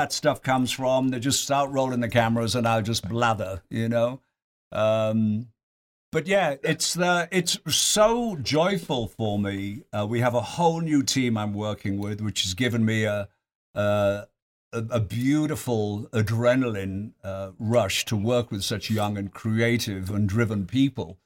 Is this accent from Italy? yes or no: no; Yorkshire and the Humber, United Kingdom; now in Lake Tahoe, United States; I was Yorkshireman